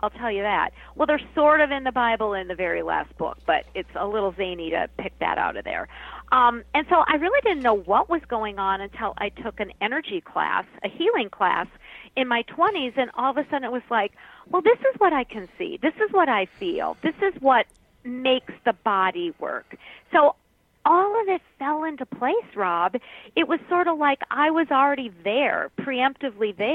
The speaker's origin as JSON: {"language": "English", "region": "Minnesota", "country": "United States", "said": "I'm from Minnesota, but we're all Norwegians here"}